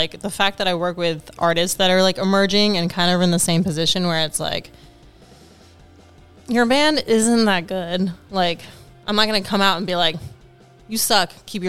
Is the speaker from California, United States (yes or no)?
yes; the Valley, Southern California, United States; moved away as an adult; now in New York, United States; I grew up in the Valley, primarily.